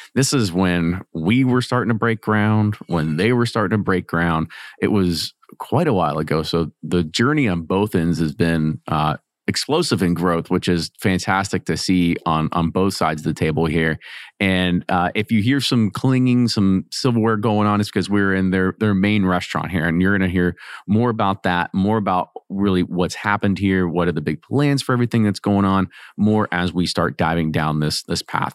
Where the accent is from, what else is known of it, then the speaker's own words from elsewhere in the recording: Louisville, Kentucky, United States; I'm from Louisville